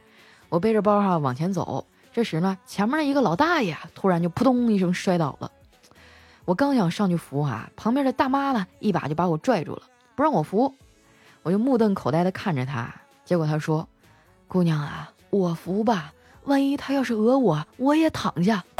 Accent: Northeast China, China; now in Shanghai, China; 听说我老家东北那边啊都已经开始穿羽绒服了。

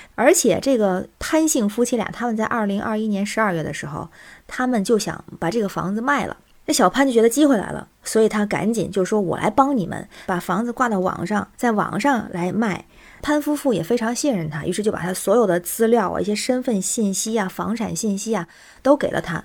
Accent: Tianjin, China; now in Beijing, China; 我是天津人，在北京

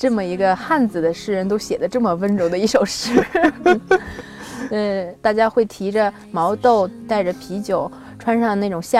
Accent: Binzhou, Shandong, China; moved away as an adult; 因为我从小在北方长大

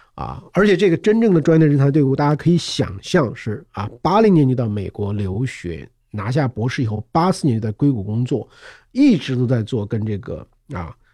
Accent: China; 我们中国人

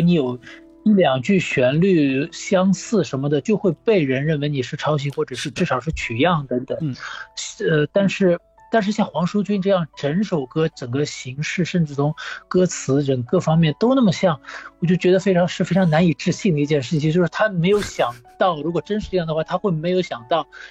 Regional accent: Shanghai, China; now in Spain; 上海，我是在上海长大的

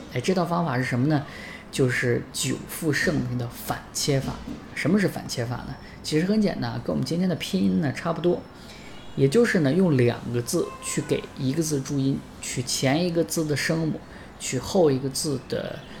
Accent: Northeast China, China; 尤其像我们东北人，因为根本不知道什么字是入声字啊

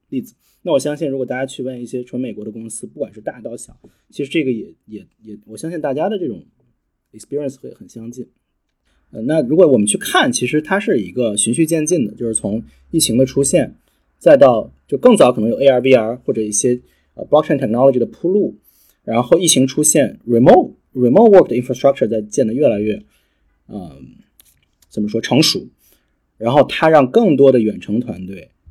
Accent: Beijing, China; moved away as an adult; also born or lived in North America; 就回到了北京，呃，我是北京人

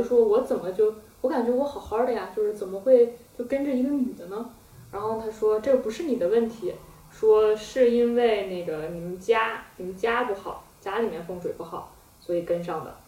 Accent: Hohhot, Inner Mongolia, China; 就在呼和浩特嘛，内蒙。

